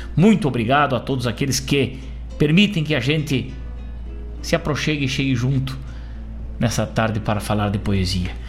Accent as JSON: {"language": "Portuguese", "town": "Rosário do Sul", "region": "Rio Grande do Sul", "country": "Brazil", "tie": "born or raised there", "said": "um rio velho que banha aquela cidade minha terra natal"}